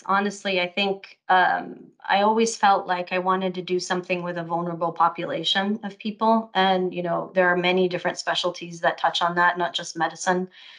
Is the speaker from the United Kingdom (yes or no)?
no; Lebanon; also born or lived in Saudi Arabia; now in Austin, United States; I'm originally Lebanese. But I was born in Saudi Arabia in what I call a bubble.